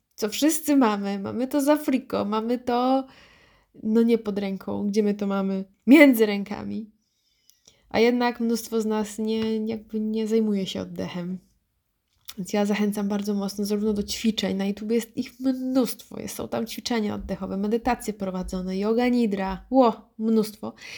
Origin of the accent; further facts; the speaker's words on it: Wrocław, Lower Silesian Voivodeship, Poland; ja jestem z Wrocławia